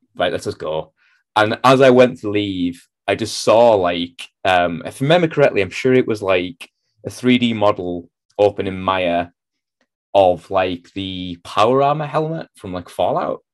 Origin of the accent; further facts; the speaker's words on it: North East England, United Kingdom; moved away as an adult; also born or lived in Manchester; I'd lived in the Northeast my entire life, pretty much